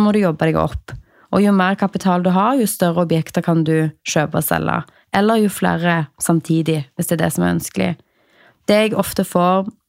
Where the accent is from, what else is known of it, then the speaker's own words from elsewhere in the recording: Stavanger, Rogaland, Norway; jeg er fra Stavanger